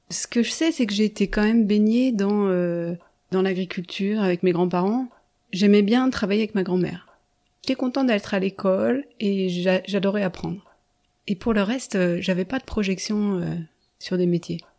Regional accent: Haute-Savoie, near Annecy, Auvergne-Rhône-Alpes, France; now in La Tronche, France; j'ai grandi dans un hameau isolé d'un village euh, en Haute-Savoie, pas loin d'Annecy. Une montagnarde Tout à fait, dans les montagnes, au pied des montagnes et, loin de tout, loin du bruit de la ville.

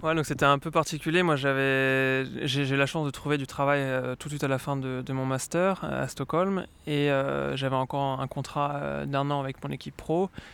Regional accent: Lyon, Auvergne-Rhône-Alpes, France; moved away as an adult; now in Sweden; je viens de Lyon

